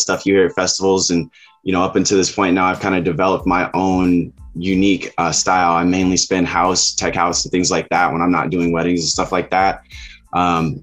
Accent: Elkhart, Indiana, United States; also born or lived in Southern California; now in California, United States; I'm originally from the Midwest. I grew up in a city called Elkhart, Indiana.

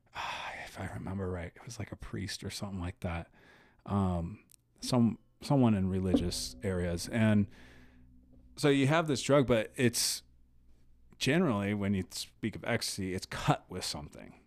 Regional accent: United States; as an American

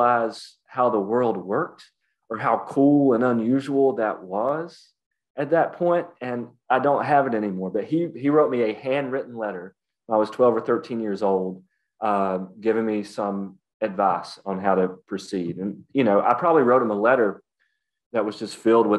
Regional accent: Appalachia, United States; accent: Appalachian; we spoke an Appalachian dialect

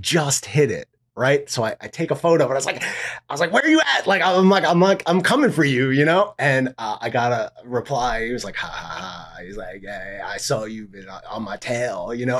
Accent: New York, United States; also born or lived in Miami; I'm a New Yorker. This is my home.

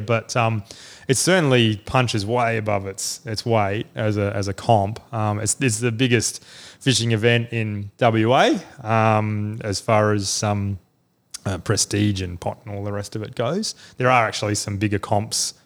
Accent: Adelaide, South Australia, Australia; moved away; I'm from Adelaide originally, um, and was a nutcase fisher growing up and all that sort of thing

